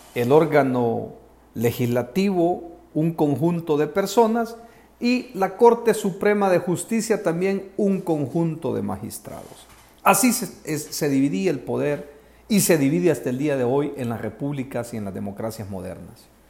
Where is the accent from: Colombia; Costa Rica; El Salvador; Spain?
El Salvador; los salvadoreños